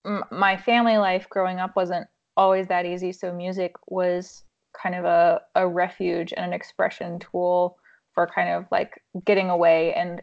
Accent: Mongolia; now in United States; I grew up in Mongolia. My parents were missionaries, and long story short, I ended up coming back to the U.S., ended up in Nashville

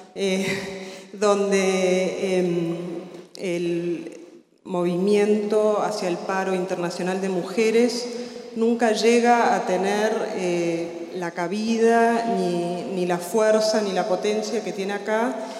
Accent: Argentina; also born or lived in Berkeley, California; now in United States; soy argentina, vivo afuera hace muchos años.

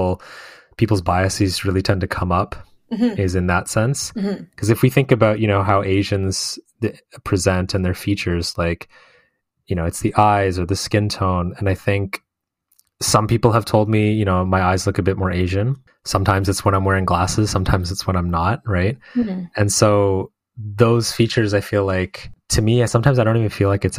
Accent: Canada; growing up in Canada and, you know, having all these friends that also, you know, grew up here

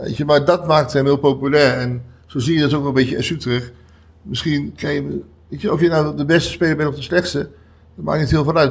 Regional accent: Utrecht, Netherlands; Ik kom uit Utrecht, ben hier geboren, ben hier uh, voor een groot deel opgegroeid

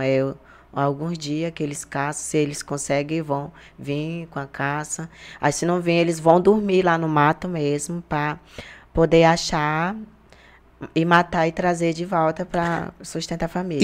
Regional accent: Jordão, Acre, Brazil; moved away; a minha aldeia que é onde eu morava é perto da cidade

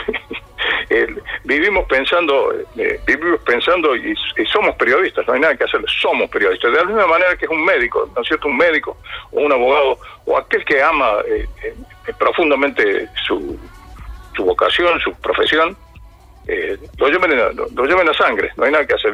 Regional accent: Villa de María del Río Seco, Córdoba, Argentina; Ahí pasé, eh, pasé prácticamente todos los primeros días de mi infancia, desde que nací hasta más o menos los eh, cuatro o cinco años

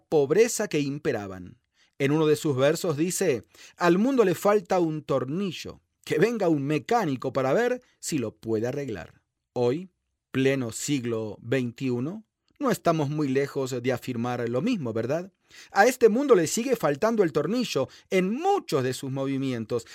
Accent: Argentina; En mi país, Argentina

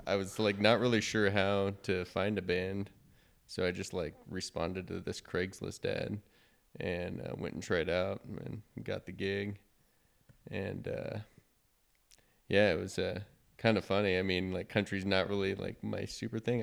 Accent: Wichita, Kansas, United States; also born or lived in Manhattan, Kansas; now in Kansas City, United States; I am from Wichita, Kansas

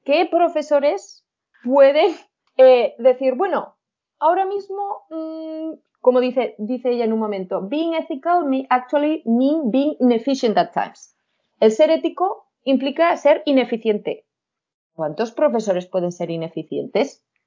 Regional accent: Huesca, Aragon, Spain; accent: Spanish; con mi acento español

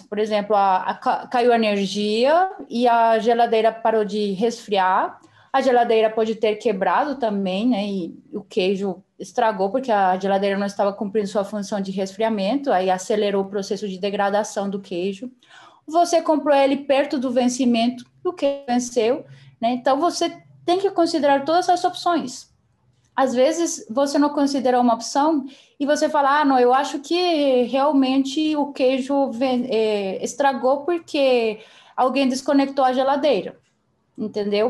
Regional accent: Colombia; Portuguese is a second language; moved away as an adult; also born or lived in Belo Horizonte, Brazil / São Paulo, Brazil; now in Brazil; Eu sou colombiana. É, eu moro no Brasil faz sete anos e meio, quase oito

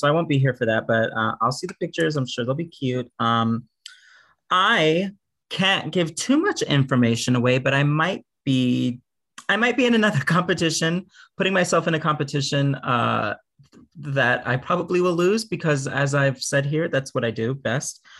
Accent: Houston, Texas, United States; moved away; I didn't like grow up at all in like the queer drag community at all when I was growing up in Houston

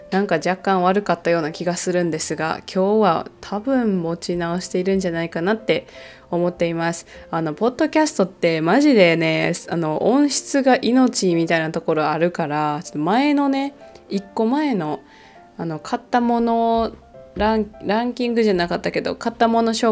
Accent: Kansai, Japan; 私関西出身なのであの関西弁で書かれている本とかをあの関西人じゃない人が読んでいるなってすぐ分かるんですよね

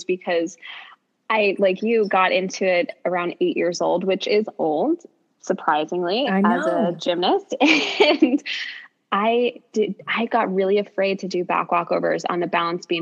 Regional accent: New York City, New York, United States; as a New Yorker

